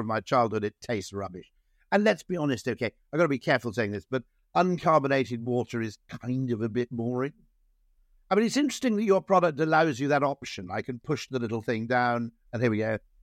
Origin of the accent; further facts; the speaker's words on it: Wales, United Kingdom; now in just outside London, United Kingdom; I grew up in Wales